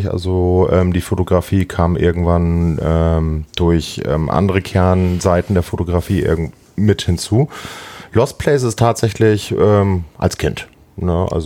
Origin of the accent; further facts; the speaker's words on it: Hamburg, Germany; ich bin zwar gebürtiger Hamburger, ne, aber ich muss zu meiner Schande gestehen, dass ich tatsächlich ähm, doch mal einige Zeit auf dem Land gewohnt habe